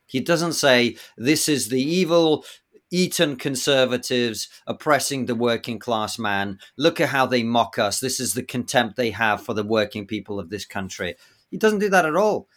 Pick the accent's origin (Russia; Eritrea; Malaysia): Russia; now in United Kingdom; I'm from Russia